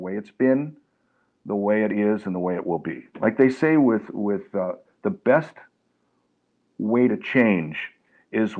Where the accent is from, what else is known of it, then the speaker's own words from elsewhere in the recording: Los Angeles, California, United States; when I was raised in Los Angeles, we had gangs